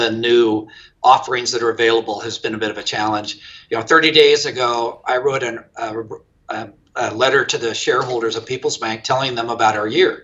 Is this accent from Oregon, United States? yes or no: yes; Grants Pass, Oregon, United States; also born or lived in Medford, Oregon; I'm actually an Oregon native, born in Grants Pass and migrated all the way to Medford